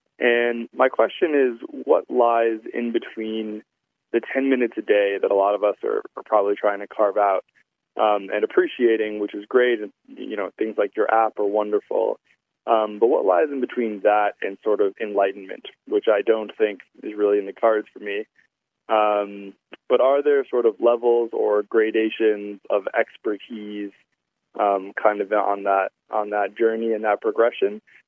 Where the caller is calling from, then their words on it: New York City, New York, United States; I'm calling you from New York City.